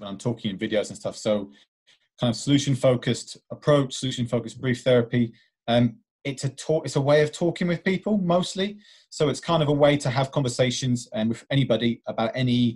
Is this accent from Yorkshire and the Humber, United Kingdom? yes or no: no; Essex, East of England, United Kingdom; I'm from Essex, always lived in Essex